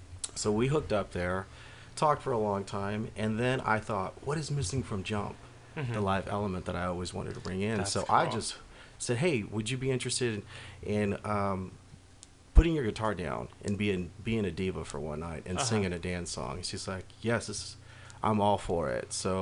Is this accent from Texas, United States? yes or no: yes; Houston, Texas, United States